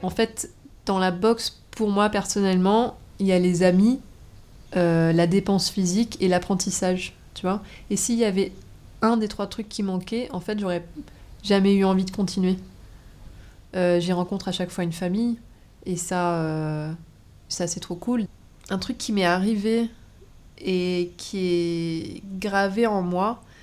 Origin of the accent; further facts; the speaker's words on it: French Polynesia; moved away; Là d'où je viens, donc euh, de Tahiti, il arrive euh, très souvent que les gens se battent